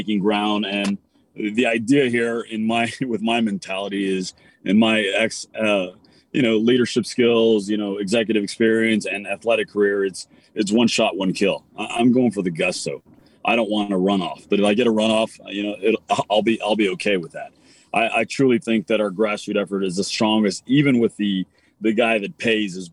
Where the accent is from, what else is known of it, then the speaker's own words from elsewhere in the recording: Texas, United States; I'm a Texan